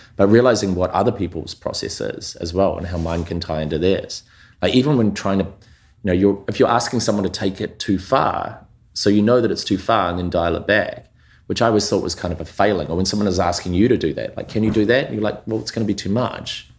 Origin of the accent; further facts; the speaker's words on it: New Zealand; moved away; I grew up in New Zealand, like, um, Aotearoa, to, you know, first generation immigrants.